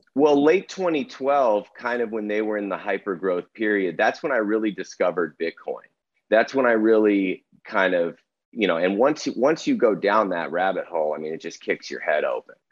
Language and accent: English; Arizona, United States; Growing up in Arizona